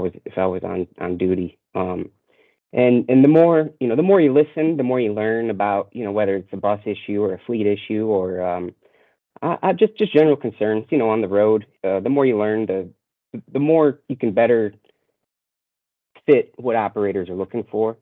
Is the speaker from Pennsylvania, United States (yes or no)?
no; Chicago, Illinois, United States; moved away as an adult; also born or lived in Seattle / Los Angeles / Dallas; I'm born and raised in Chicago